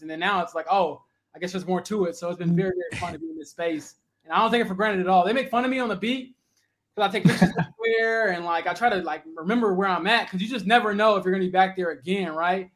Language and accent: English; Romeoville, Illinois, United States; moved away as an adult; also born or lived in Northwest Indiana; now in Indianapolis, United States; I'm from Romeoville, Illinois